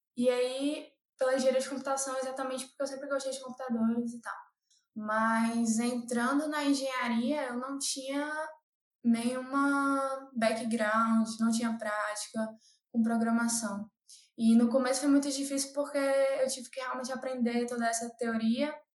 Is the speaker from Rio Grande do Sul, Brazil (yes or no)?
no; Fortaleza, Ceará, Brazil; moved away as an adult; now in São Paulo, Brazil; eu sou de Fortaleza, eu morava em Fortaleza, no Ceará